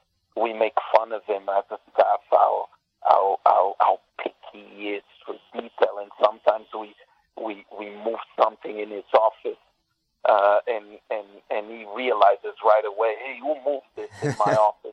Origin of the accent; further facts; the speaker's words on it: Canada; Being Canadian, born in Canada, Phil is in the top three.